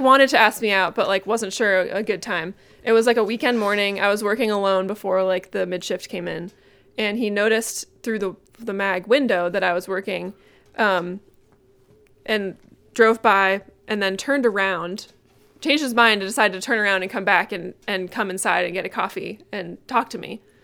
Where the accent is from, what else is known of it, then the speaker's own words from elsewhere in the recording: Massachusetts, United States; moved away as an adult; also born or lived in Vermont; now in Burlington, United States; I grew up in Massachusetts. Moved here in twenty eleven